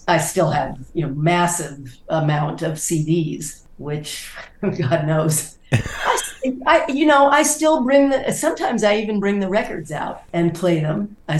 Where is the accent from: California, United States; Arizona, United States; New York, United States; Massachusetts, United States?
California, United States; Sacramento; also born or lived in Fresno / Stockton / San Mateo / San Jose; I was born in Sacramento. We moved to Fresno and then Stockton and then back to Fresno and then San Mateo. Oh, we went back to Sacramento at one point, San Mateo, and finally ended up in San Jose.